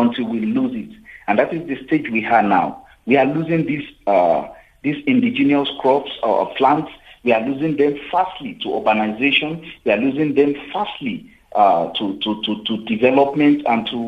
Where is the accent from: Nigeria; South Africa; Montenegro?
South Africa; in South Africa, as South African